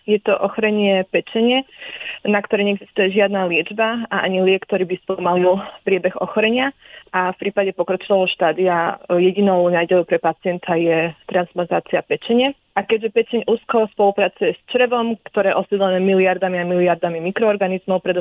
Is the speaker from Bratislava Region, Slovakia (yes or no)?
no; Košice, Košice Region, Slovakia; moved away as an adult; now in Oslo, Norway; pochádzam z Košic, kde som aj študovala na Univerzite Pavla Jozefa Šafarika.